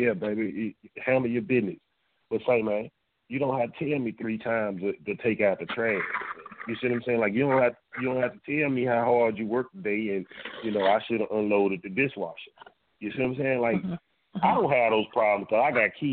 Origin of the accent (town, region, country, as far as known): Dallas, Texas, United States; born or raised there